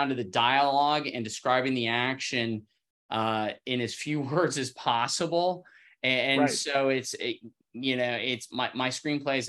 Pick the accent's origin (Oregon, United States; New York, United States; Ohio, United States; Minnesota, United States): Ohio, United States; Cincinnati; I grew up in the Midwest, in Cincinnati.